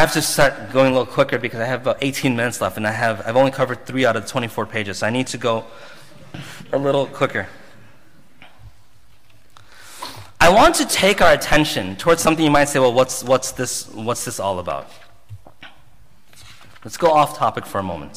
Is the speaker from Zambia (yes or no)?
yes; Zambia; I come from Zambia